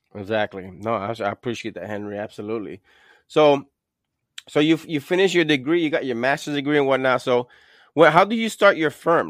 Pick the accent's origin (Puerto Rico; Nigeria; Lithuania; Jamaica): Puerto Rico; I'm from Puerto Rico